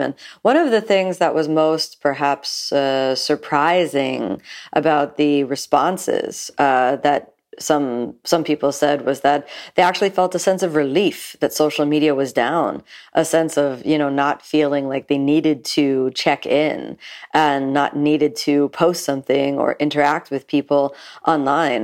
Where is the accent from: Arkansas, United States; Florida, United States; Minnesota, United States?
Florida, United States; Miami; I'm from South Florida, from Miami specifically, and I grew up here